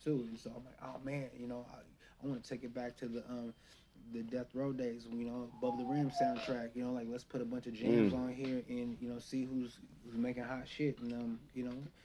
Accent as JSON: {"language": "English", "region": "Oregon", "country": "United States", "tie": "born or raised there", "also_born_or_lived": "King County, Washington", "moved": "as an adult", "lives_now": "Seattle area, United States", "said": "I grew up in Oregon. My family's from out here. I was born in King County. We moved when we was younger"}